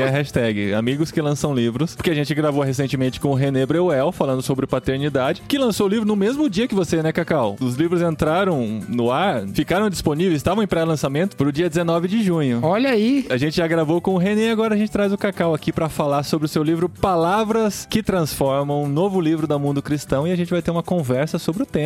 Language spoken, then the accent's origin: Portuguese; Piracicaba, São Paulo, Brazil; Eu sou de Piracicaba, não posso falar nada.